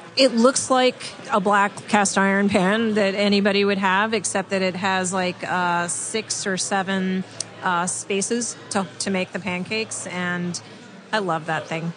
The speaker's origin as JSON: {"language": "English", "region": "California", "country": "United States", "lives_now": "San Francisco, United States", "said": "I'm from California"}